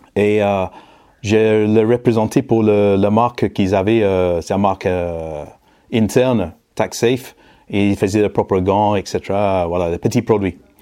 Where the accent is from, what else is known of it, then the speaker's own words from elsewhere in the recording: Manchester, North West England, United Kingdom; French is a second language; moved away as an adult; now in France; anglais d'origine, né à Manchester dans la banlieue sud dans les années 60.